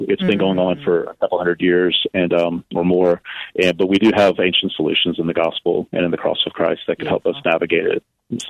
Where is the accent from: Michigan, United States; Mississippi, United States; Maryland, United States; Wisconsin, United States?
Mississippi, United States; moved away; also born or lived in New Orleans, Louisiana / Alabama; But then grew up right across the state line in Mississippi.